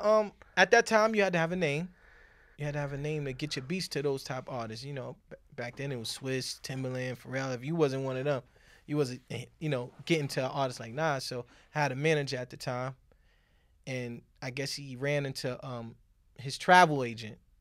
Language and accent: English; New York City, New York, United States; I grew up on Manhattan Avenue and Lenox Avenue